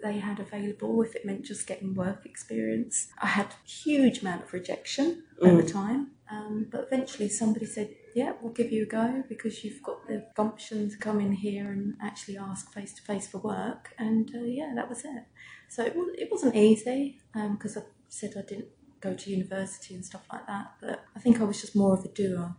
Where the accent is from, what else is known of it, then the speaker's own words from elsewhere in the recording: Swanley, South East England, United Kingdom; I grew up in Swanley. I went to school in Swanley.